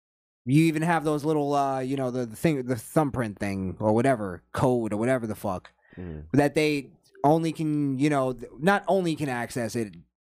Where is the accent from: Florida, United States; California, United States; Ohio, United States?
Florida, United States; we're from Florida.